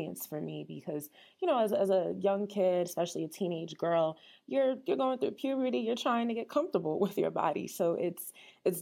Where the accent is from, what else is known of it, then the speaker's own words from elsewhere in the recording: New Jersey, United States; also born or lived in Syracuse, New York; I am from New Jersey, initially born and raised